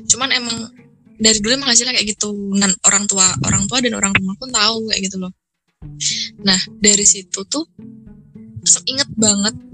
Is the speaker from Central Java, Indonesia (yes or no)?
yes; Magelang, Central Java, Indonesia; Eh gue wong